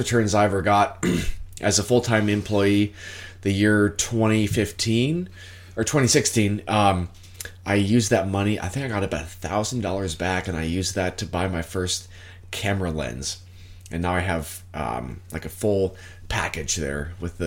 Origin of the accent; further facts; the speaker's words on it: Washington, United States; also born or lived in California; 2017, when I moved from Washington... Or sorry, from California back to Washington, back with my parents